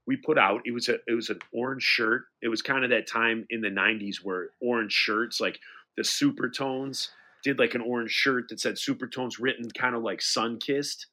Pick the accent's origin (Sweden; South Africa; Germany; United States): United States; Detroit, Michigan; we're from Detroit